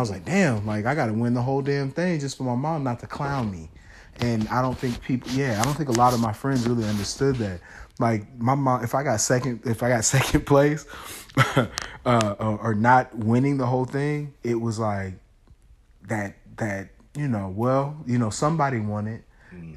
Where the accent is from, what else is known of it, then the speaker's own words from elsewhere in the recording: Kansas City, Missouri, United States; also born or lived in St. Louis; we're originally from St. Louis, but I went to school in Kansas City